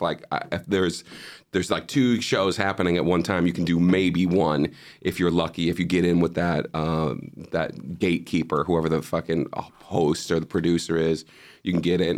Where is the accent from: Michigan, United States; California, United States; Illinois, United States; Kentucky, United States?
Illinois, United States; Chicago; moved away as an adult; also born or lived in Boston; now in Amsterdam, Netherlands; I was doing improv in Chicago. I'm from Chicago, and Chicago is the huge improv city